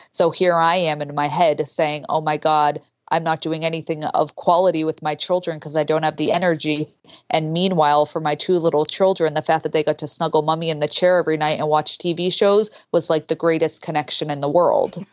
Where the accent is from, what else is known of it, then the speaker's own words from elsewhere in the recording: Boston, Massachusetts, United States; I'm from Boston